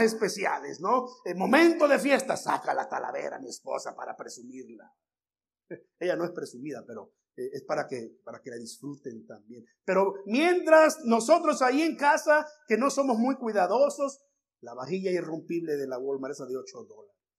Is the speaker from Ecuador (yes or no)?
no; Veracruz, Mexico; now in United States; en mi tierra, Veracruz